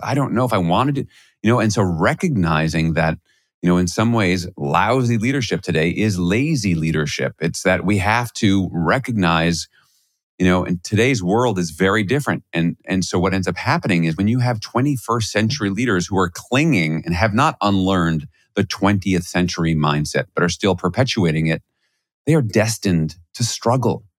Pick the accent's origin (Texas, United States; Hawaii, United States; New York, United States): New York, United States; New York City; I grew up in Flushing, Queens.